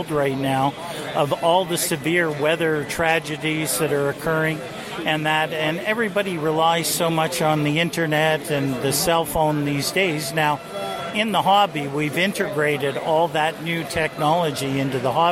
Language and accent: English; Little Current, Ontario, Canada; I come from Ontario, a place called Manitoulin Island, right at the top of Lake Huron in Georgian Bay